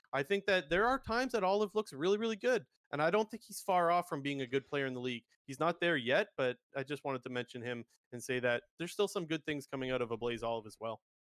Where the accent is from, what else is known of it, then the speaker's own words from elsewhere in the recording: Toronto, Ontario, Canada; I'm from the Toronto area.